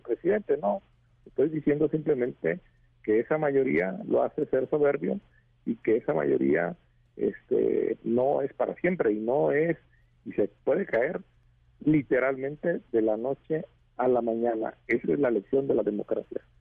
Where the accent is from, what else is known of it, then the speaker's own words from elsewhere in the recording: Michoacán, Mexico; Yo soy de Michoacán